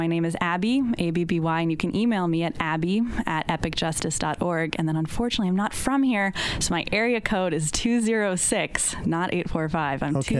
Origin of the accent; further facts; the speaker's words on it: Seattle, Washington, United States; moved away as an adult; also born or lived in Boston, Massachusetts; now in Poughkeepsie, United States; I'm actually originally from Seattle, Washington, and I came out to Vassar for college.